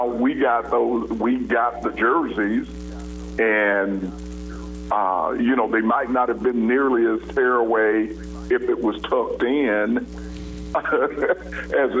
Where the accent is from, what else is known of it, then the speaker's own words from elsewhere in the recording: Colorado, United States; moved away; growing up in Colorado